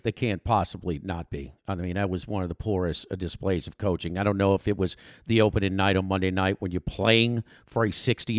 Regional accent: New Orleans, Louisiana, United States; And Sean Payton, I grew up in New Orleans.

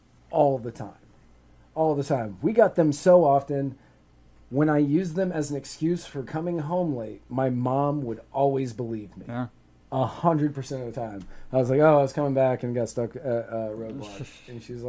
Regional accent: Manassas, Virginia, United States; now in Pinellas County, United States; I grew mm-hmm. up in a small town, Manassas, just outside of Fairfax. And I would go into Fairfax a bunch.

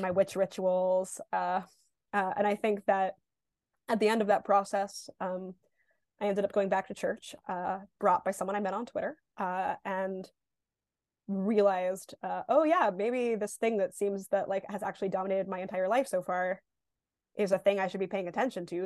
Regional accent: New York, United States; I'm born and raised in New York

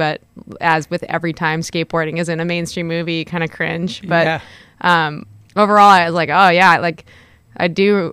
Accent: Los Angeles, California, United States; now in Monterey, United States; I'm actually from Los Angeles originally. I grew up in the Valley and went to private schools in West LA.

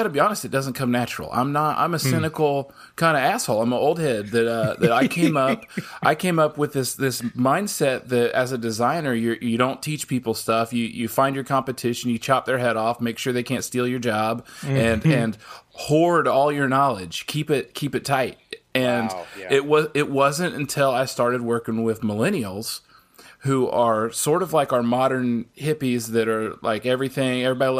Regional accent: Midwest, United States; now in Augusta, United States; I grew up in the Midwest.

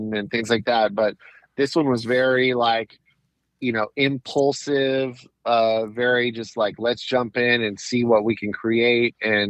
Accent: Southern California, United States; also born or lived in Anaheim, California; I was technically LA County, but on like right on the border. I could walk across the street and be in Orange County. I was born in Anaheim, which is in Orange County

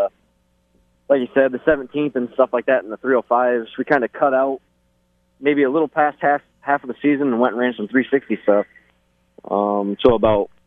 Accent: Fremont, Ohio, United States; We grew up on Fangbona Road in Fremont, Ohio

